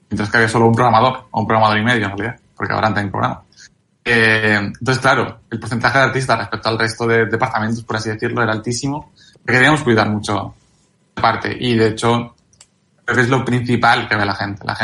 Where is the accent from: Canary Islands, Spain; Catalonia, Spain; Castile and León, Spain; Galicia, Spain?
Galicia, Spain; Y, de hecho, yo soy gallego